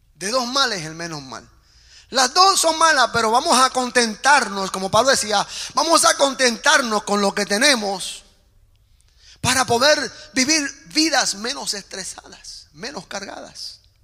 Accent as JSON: {"language": "Spanish", "country": "Puerto Rico", "said": "yo hablo en términos puertorriqueños, porque soy puertorriqueño"}